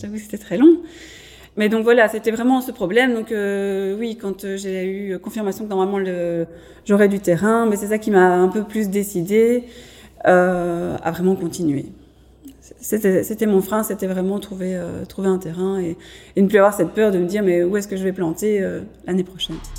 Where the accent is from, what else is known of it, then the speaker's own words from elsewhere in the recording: Mons, Wallonia, Belgium; je suis de Montoise à la base